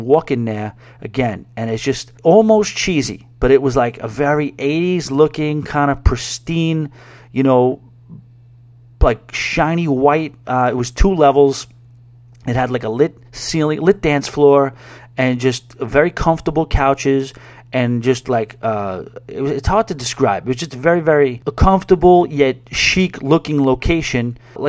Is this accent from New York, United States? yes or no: yes; New York, United States; I grew up on boardwalks near Long Beach in Long Island, Coney Island.